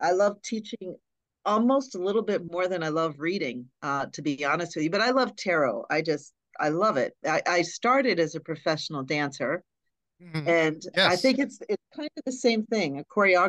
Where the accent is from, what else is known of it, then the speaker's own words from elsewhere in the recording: Hollidaysburg, Pennsylvania, United States; growing up in Hollidaysburg, it was a pretty, just a small town, very Catholic